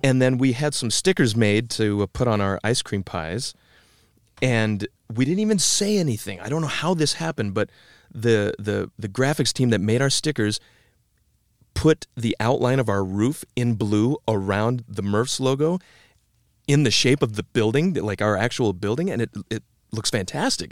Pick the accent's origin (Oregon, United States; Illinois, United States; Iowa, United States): Iowa, United States; Tama; also born or lived in Cedar Rapids, Iowa; I grew up in Tama, the twin city of, uh, Toledo, fifty miles due west of Cedar Rapids